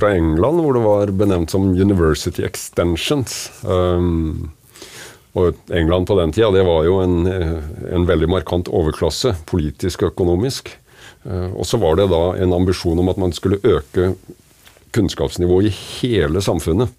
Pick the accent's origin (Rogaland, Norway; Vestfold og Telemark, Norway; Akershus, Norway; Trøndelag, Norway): Vestfold og Telemark, Norway; Kragerø; hjemme i Kragerø så hadde jeg vokst opp med trebåter og seiling